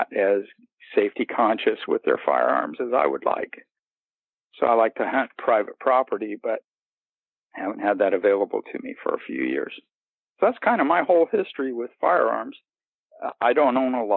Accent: Missouri, United States; moved away as an adult; also born or lived in Central Florida; now in Florida, United States; I'm in Florida now. I grew up in Missouri, and I moved here about 9 years ago.

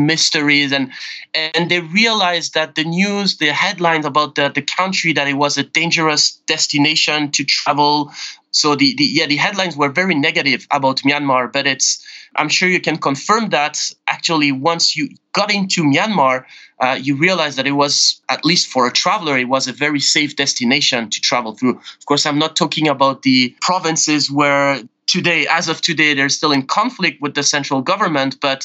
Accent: Geneva, Switzerland; moved away as an adult; also born or lived in Asia; I'm originally from Switzerland, born and raised in Geneva, and moved to Asia about 12 years ago.

